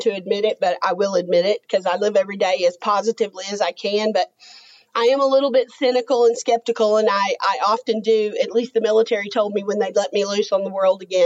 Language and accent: English; Texas, United States; moved away as an adult; I grew up in Texas